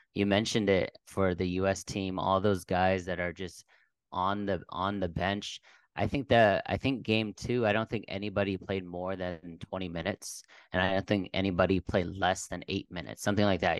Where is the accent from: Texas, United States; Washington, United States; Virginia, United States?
Texas, United States; Dallas; moved away as an adult; also born or lived in Bay Area, California / Southern California; born and raised in Texas, uh, Dallas, sp-, specifically